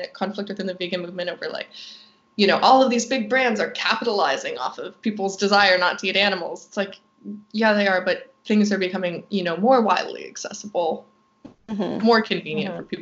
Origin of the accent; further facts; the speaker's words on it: Halifax, Nova Scotia, Canada; now in Vancouver, Canada; I'm from the East Coast